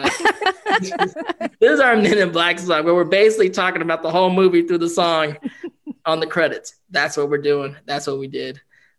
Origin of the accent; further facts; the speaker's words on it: Philippines; we're Filipino and family is really an anchor point for us as a community